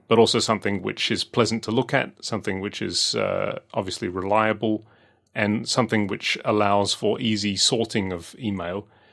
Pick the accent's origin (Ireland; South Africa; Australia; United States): Australia; growing up in Australia